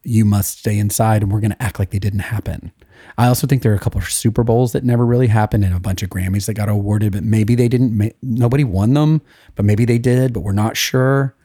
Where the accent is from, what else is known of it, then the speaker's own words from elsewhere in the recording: Sevierville, Tennessee, United States; We are both from Sevierville, Tennessee.